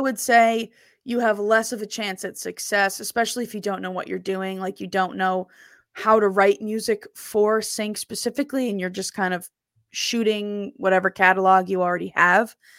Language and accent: English; New Jersey, United States; I'm from South Jersey